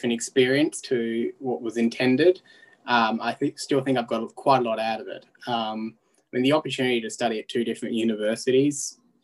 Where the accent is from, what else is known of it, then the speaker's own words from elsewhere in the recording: Hobart, Tasmania, Australia; I am from Tasmania